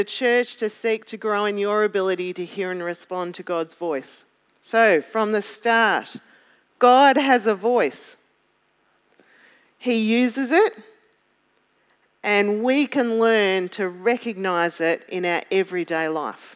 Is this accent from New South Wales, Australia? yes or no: no; Melbourne, Victoria, Australia; I'm from Melbourne